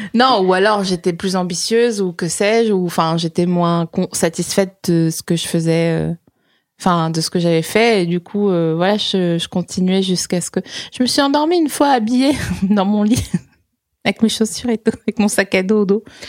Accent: Alsace, Grand Est, France; also born or lived in Vosges; je suis née dans les Vosges, j'ai grandi en Alsace

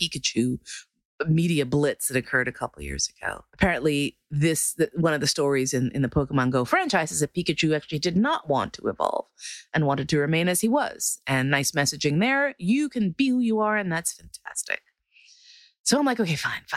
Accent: New York, United States; I'm from New York

